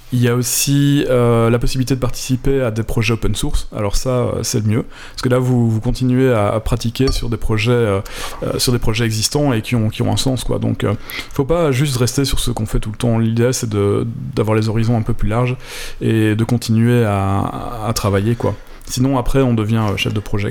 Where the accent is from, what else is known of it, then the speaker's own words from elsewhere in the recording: Belgium; moved away; quand on vient de Belgique